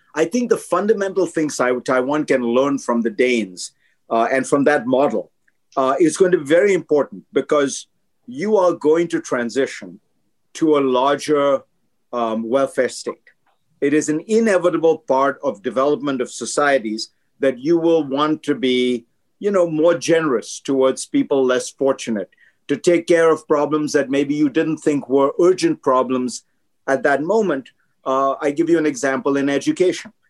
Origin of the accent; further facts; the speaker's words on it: India; now in United States; I grew up in India, so I saw that kind of poverty